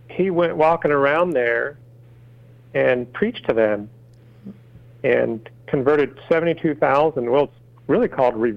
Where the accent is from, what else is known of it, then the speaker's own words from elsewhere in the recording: Wichita, Kansas, United States; the city of Wichita, Kansas, my hometown